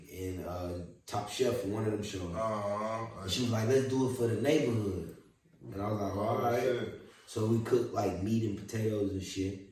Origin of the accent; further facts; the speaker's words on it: Orlando, Florida, United States; moved away; also born or lived in Arizona; I'm from Orlando, born and raised